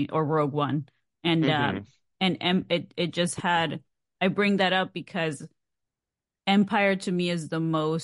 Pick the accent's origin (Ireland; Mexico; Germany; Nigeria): Mexico; I'm from Mexico